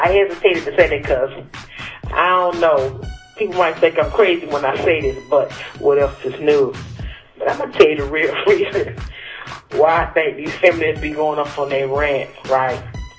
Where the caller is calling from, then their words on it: Cleveland, Ohio, United States; I'm coming live from Cleveland, the most disrespected place in the world